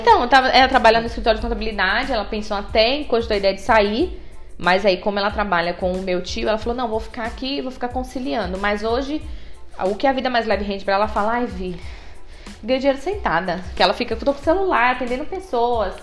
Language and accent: Portuguese; Bahia, Brazil; now in ABC Paulista, Brazil; Eu sou baiana